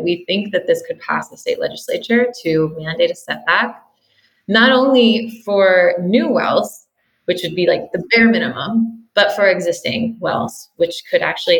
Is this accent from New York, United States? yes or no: no; California, United States; an exciting thing that I've seen here in my home state of California